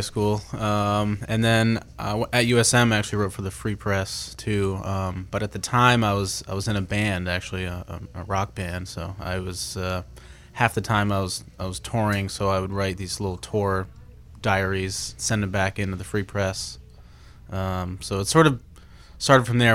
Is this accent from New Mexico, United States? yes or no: no; Portland, Maine, United States; I grew up in Portland. Uh, I still live in Portland